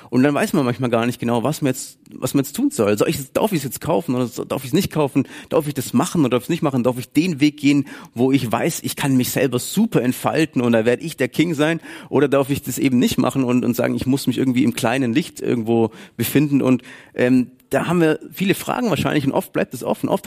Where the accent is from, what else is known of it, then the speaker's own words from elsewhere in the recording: Baden-Württemberg, Germany; dass ich das Geld anders investiere oder verwende oder spare als Schwabe